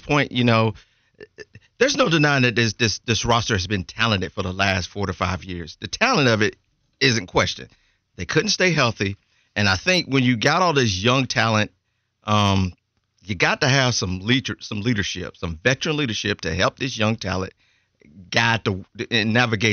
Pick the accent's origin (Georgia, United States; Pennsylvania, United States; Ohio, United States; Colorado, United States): Georgia, United States; now in Charlotte, United States; I'm from Georgia.